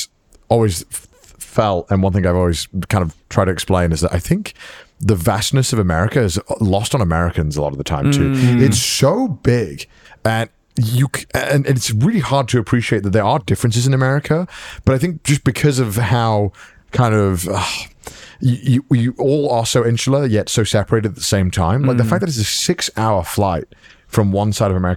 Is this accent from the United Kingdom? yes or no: yes; United Kingdom; Now being British is a downside. Fuck, our passport's dog shit.